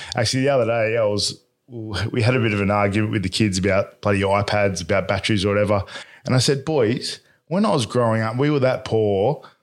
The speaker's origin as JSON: {"language": "English", "town": "Bradbury", "region": "New South Wales", "country": "Australia", "tie": "born or raised there", "said": "I was brought up in Bradbury"}